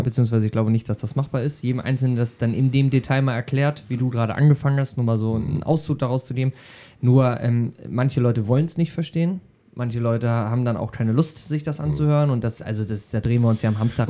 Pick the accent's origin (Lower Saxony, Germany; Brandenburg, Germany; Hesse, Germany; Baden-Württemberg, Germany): Lower Saxony, Germany; Schaumburg; hier bei uns in Schaumburg